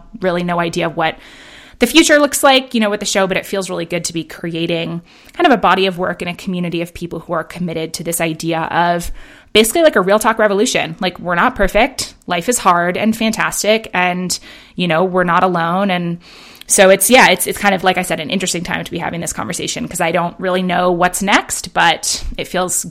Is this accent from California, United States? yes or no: no; Manhattan, New York, United States; also born or lived in London; now in Bend, United States; I grew up in Manhattan and in London, you know, and then have lived in San Francisco and LA.